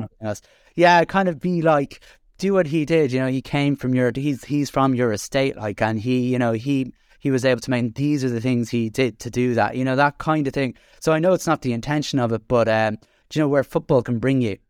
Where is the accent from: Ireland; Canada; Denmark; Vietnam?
Ireland; Dublin, Leinster; moved away as an adult; now in Carlow, Ireland; I'm an exiled from Dublin, but, uh, have, uh, living in Carlow the last twenty years